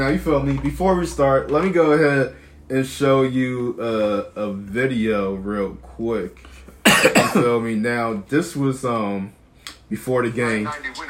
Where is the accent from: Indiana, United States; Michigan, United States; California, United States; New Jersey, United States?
New Jersey, United States; growing up in New Jersey, you feel me, I've been a Nets fan, like that's my hometown, right.